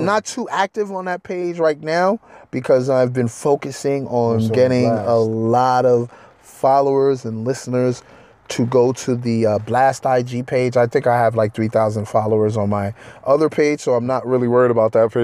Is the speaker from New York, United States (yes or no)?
yes; Rockland County, New York, United States; we're from Rockland County.